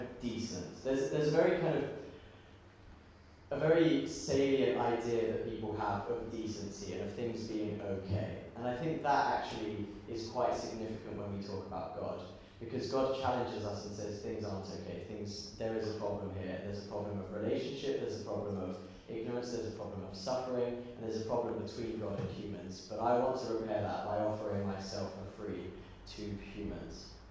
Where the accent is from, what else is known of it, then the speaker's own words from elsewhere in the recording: England, United Kingdom; We as English people